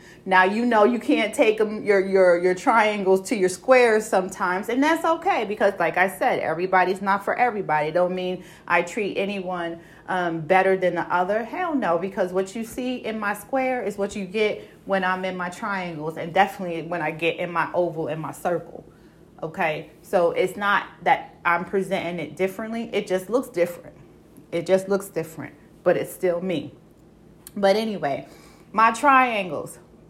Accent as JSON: {"language": "English", "town": "Brooklyn", "region": "New York", "country": "United States", "tie": "born or raised there", "said": "I can say it because I was born and raised in Bushwick Avenue before they gentrified it, okay? And if any of y'all know Brooklyn and know Bushwick Avenue, okay, enough said, okay?"}